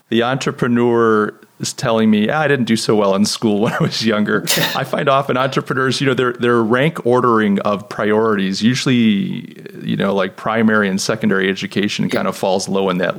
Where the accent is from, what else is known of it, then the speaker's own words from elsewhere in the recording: United States; also born or lived in Cape Town, South Africa; as an American living there